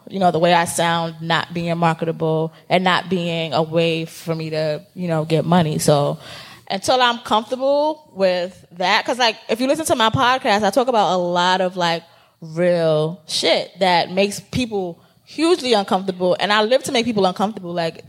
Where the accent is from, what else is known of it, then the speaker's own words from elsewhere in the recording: New York, United States; like, we are both from New York, and her and I sound very different because of the different places of New York that we are from, you know?